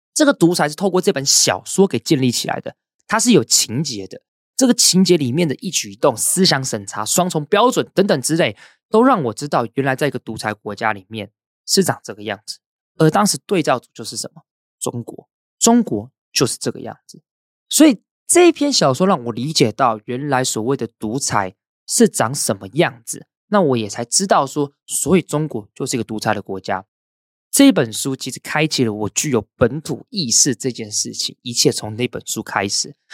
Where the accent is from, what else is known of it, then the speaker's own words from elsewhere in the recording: Hsinchu, Hsinchu City, Taiwan; 因为我是新竹人，我读新竹是建工高中，清交大就在我旁边